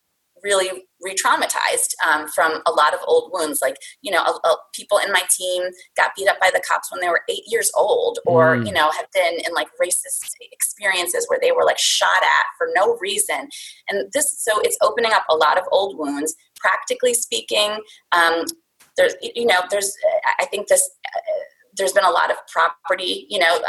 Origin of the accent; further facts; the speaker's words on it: India; now in Pennsylvania, United States; my background is, you know, I'm from India.